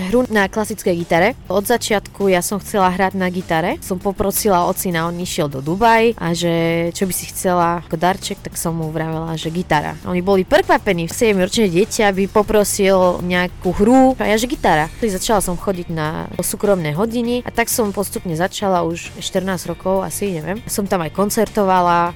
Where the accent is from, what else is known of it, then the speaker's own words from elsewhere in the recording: Syria; Slovak is a second language; also born or lived in Lebanon / Banská Bystrica, Slovakia; now in Slovakia; ja sa pochádzam zo Sýrie a prišla som na Slovensku za ocina lekára